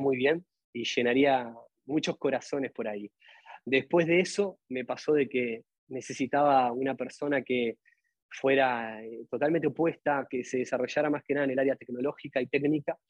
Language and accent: Spanish; Atlántida, Canelones, Uruguay; somos de Atlantia